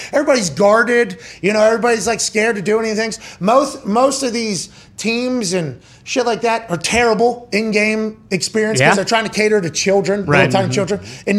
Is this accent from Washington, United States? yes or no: no; Pittsburgh, Pennsylvania, United States; moved away as an adult; now in Indiana, United States; At Tone Diggs from my hometown in Pittsburgh.